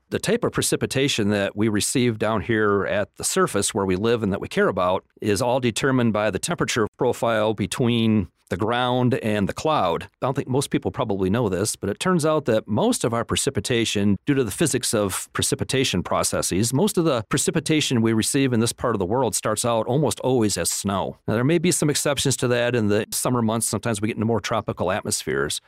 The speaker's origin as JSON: {"language": "English", "town": "Flint", "region": "Michigan", "country": "United States", "tie": "born or raised there", "moved": "as an adult", "lives_now": "Lubbock, United States", "said": "I grew up in Michigan, Flint, Michigan"}